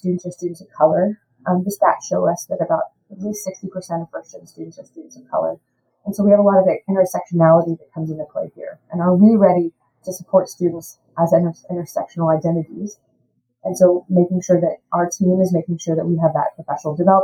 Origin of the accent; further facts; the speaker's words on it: Louisiana, United States; also born or lived in Austin, Texas; now in Houston, United States; I'm from Louisiana